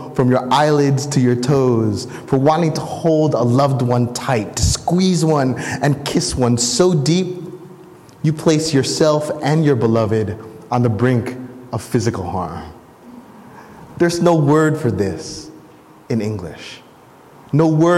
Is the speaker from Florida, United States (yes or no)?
no; New Jersey, United States; I was born and raised in New Jersey.